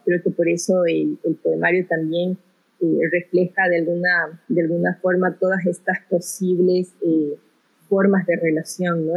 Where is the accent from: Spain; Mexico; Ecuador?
Ecuador; Quito, Pichincha; also born or lived in Guayaquil / Brazil; me crié en Quito, llegué a Quito a los cuatro años, después de una estancia en Brasil de dos años